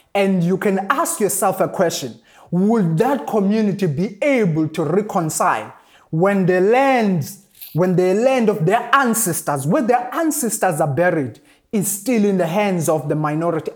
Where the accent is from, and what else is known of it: South Africa